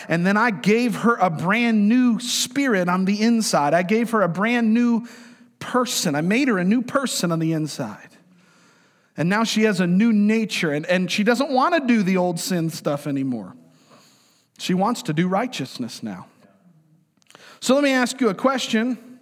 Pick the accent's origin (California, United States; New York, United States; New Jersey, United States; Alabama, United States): New York, United States; moved away; I'm from New York, man. I'm a New Yorker